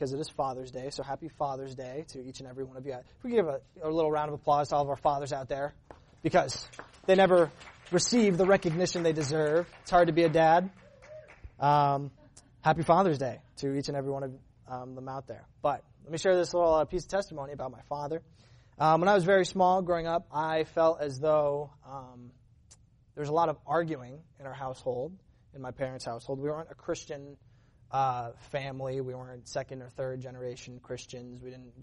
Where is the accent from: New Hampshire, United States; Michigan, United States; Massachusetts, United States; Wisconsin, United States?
Massachusetts, United States; now in California, United States; I'm from Massachusetts. That's where I grew up